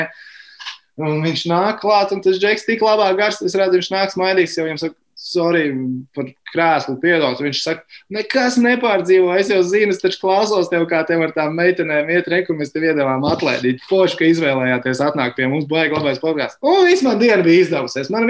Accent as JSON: {"language": "Latvian", "town": "Sigulda", "region": "Sigulda Municipality", "country": "Latvia", "said": "Tiem, klausī, tiem kas klausās, esmu no Siguldas."}